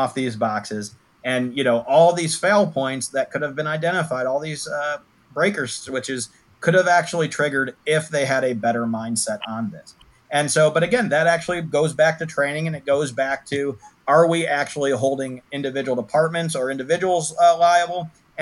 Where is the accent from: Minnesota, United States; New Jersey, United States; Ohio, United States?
Ohio, United States; Toledo; as a person who grew up, born and raised in Toledo, Ohio